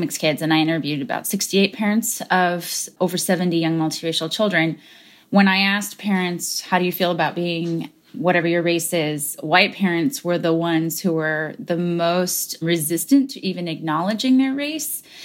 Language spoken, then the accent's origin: English; United States; I'm American, because I had an immigrant parent